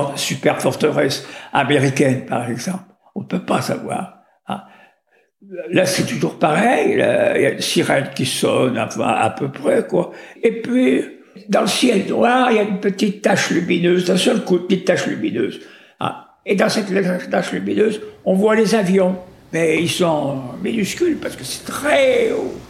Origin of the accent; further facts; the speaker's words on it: Vénissieux, Auvergne-Rhône-Alpes, France; also born or lived in Lyon; je suis né à Lyon, dans le deuxième arrondissement